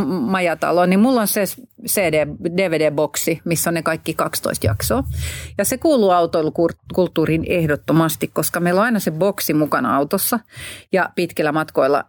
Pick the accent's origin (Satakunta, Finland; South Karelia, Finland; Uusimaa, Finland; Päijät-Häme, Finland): Uusimaa, Finland; Hanko; mä nyt olen Hangosta kotoisin